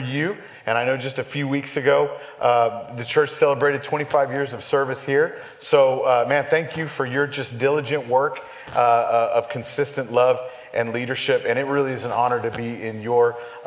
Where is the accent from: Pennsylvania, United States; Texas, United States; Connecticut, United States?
Texas, United States; El Paso; moved away as an adult; also born or lived in San Antonio, Texas / Dallas-Fort Worth Metroplex, Texas; I grew up born in San Antonio, grew up out in West Texas